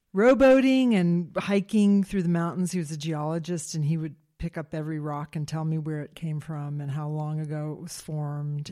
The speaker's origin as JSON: {"language": "English", "town": "Silver Spring", "region": "Maryland", "country": "United States", "tie": "born or raised there", "said": "I grew up in Silver Spring, Maryland"}